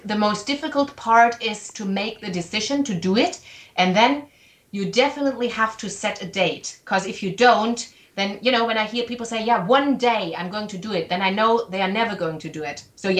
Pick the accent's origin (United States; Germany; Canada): Germany; accent: German; English is a second language; Yeah, and I hope you liked my German accent and my grammar.